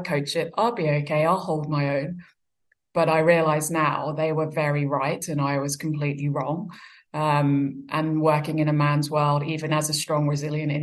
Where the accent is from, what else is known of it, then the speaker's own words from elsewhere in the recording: Brighton, South East England, United Kingdom; moved away as an adult; also born or lived in Australia / New Zealand; Brighton Hove Albion, which is where I grew up in England